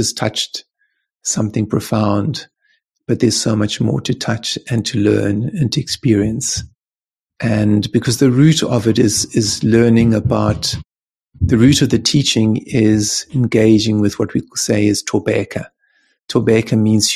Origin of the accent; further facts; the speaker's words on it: Cape Town, Western Cape, South Africa; when I was born in Cape Town